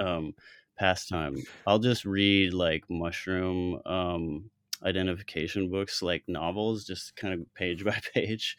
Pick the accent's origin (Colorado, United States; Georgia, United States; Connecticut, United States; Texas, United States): Colorado, United States; moved away; also born or lived in Chicago / New York City; I'm from Colorado originally.